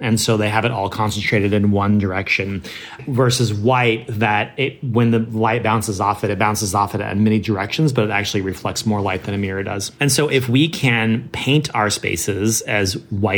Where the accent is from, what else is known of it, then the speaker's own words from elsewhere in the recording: Northern California, United States; I grew up in Northern California